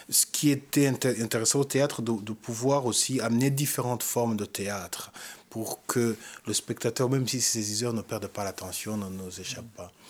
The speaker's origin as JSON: {"language": "French", "country": "Rwanda", "said": "Même si je suis rwandais, même si c'est mon histoire et mon pays"}